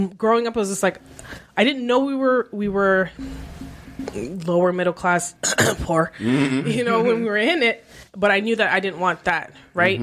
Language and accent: English; Canada